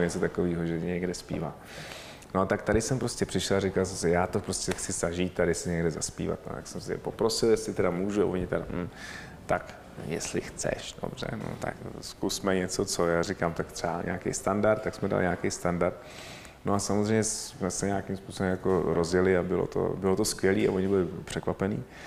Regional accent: Czechia; My jsme Češi

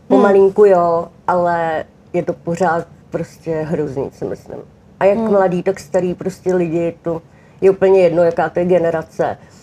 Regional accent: Czechia; u nás v Čechách

